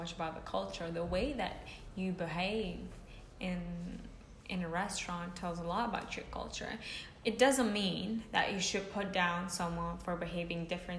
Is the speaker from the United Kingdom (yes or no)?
no; Kosovo; moved away; I'm from Kosovo, for people who don't know, which is a country in the Balkans